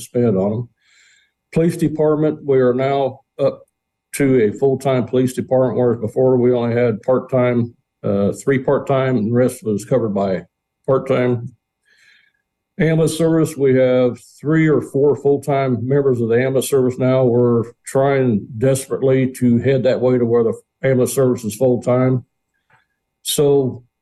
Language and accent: English; Tilton, Illinois, United States; also born or lived in Danville, Illinois; I was raised in Tilton